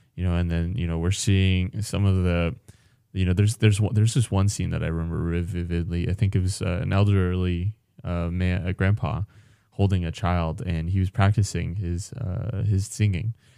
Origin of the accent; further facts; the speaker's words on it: California, United States; now in Alaska, United States; as a Californian